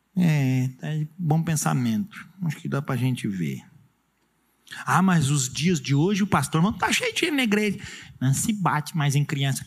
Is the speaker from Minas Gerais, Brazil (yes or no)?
no; Urubici, Santa Catarina, Brazil; nunca mais vou vir na minha terra amada